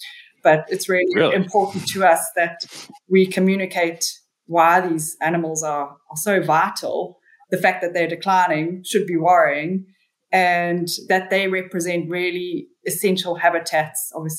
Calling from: Durban, KwaZulu-Natal, South Africa; I'm calling from Durban, South Africa. It's pretty tropical here, always pretty warm and steamy

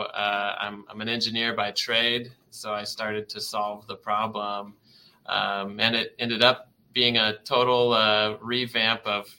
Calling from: Vancouver, Washington, United States; We're in the beautiful Vancouver, Washington. So yeah, just outside of Portland, Oregon.

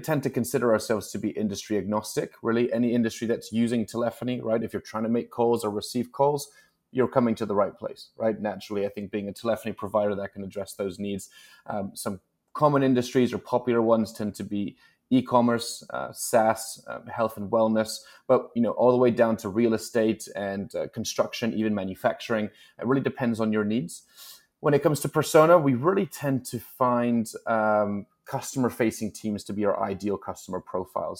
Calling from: New York City, New York, United States; I'm calling in from, actually, cloudy New York City, New York today.

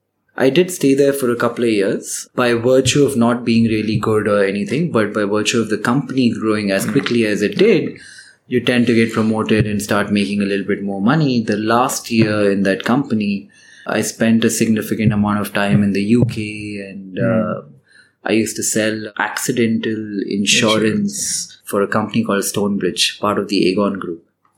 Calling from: India; we're calling from India

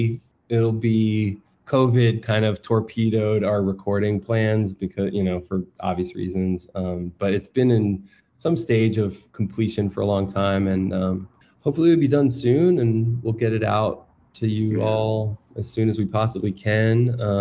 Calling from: West Coast, United States; Since I'm calling from the West Coast

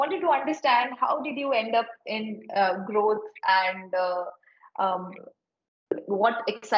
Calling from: India; Where are you speaking from? I'm speaking from India.

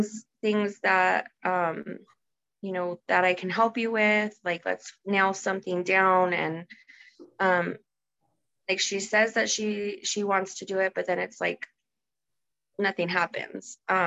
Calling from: Albuquerque, New Mexico, United States; From Albuquerque, New Mexico.

